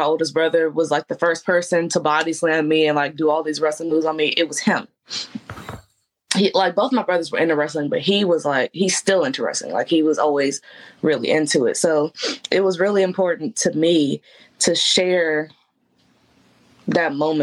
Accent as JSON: {"language": "English", "town": "Memphis", "region": "Tennessee", "country": "United States", "said": "I was there from Memphis"}